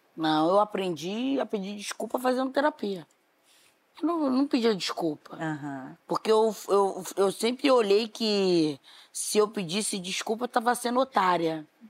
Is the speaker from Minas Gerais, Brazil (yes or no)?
no; Rio de Janeiro, Brazil; Fiz uma música para Bangu, um clipe para Bangu, homenageando o bairro de onde eu vim